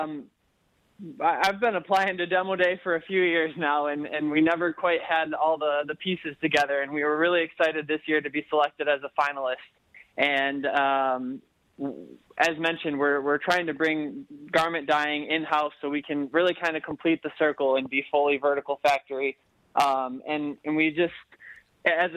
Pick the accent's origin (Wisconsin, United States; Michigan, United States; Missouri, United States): Michigan, United States; Livonia; I grew up in Livonia and always loved coming down to Detroit